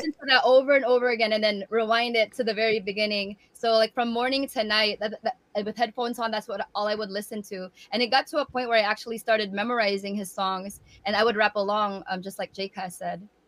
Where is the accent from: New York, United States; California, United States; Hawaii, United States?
California, United States; San Francisco Bay Area; also born or lived in Tacloban, Philippines; before my family moved um, from tacloban to the san francisco bay area